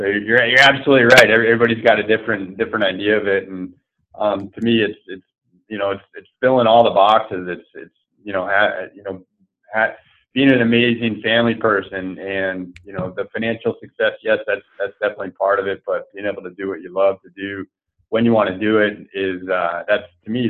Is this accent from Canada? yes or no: no; East Coast, United States; I grew up on the East Coast, and I don't hold a candle to some of the guys that I surf with that grew up surfing.